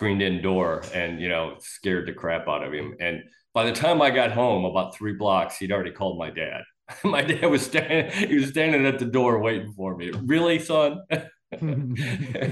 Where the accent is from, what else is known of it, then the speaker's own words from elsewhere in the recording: Kirkland, Illinois, United States; also born or lived in Loudon, Tennessee; now in Florida, United States; by the time I was 5 or 6, our family moved to Northern Illinois. Small little farm town, Kirkland, Illinois